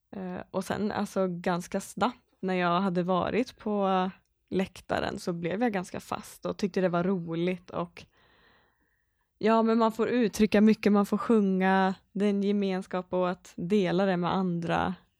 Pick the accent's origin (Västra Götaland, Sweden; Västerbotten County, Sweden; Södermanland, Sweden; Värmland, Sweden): Västra Götaland, Sweden; Skaraborg; moved away; also born or lived in Borås; jag är inte uppvuxen i Borås, även om jag bott där många år. Jag är uppvuxen från Skaraborg